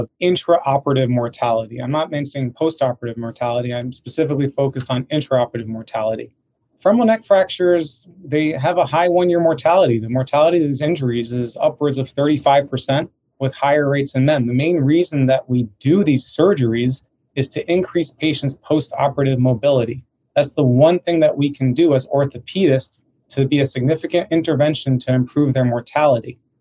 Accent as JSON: {"language": "English", "region": "New York area", "country": "United States", "also_born_or_lived": "San Francisco", "said": "I'm originally from the New York area"}